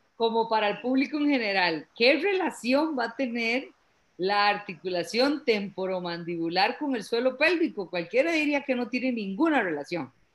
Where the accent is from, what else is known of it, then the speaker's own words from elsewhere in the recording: Costa Rica; yo soy de Costa Rica